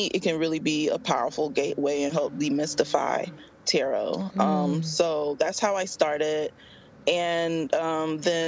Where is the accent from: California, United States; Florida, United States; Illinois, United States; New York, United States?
Florida, United States; West Palm Beach; now in Tampa, United States; I grew up in West Palm Beach, Florida, but I currently reside in Tampa, Florida